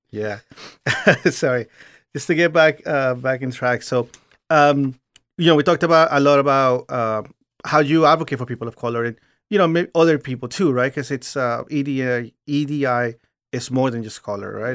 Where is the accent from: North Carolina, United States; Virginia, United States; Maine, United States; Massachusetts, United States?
Virginia, United States; I grew up in Virginia